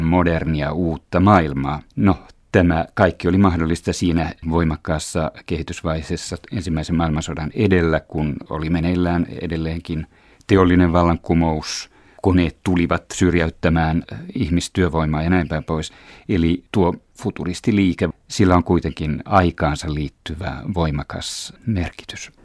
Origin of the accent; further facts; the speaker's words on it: Finland; also born or lived in France / Italy / Belgium; meillä Pohjoismaissa ja Suomessa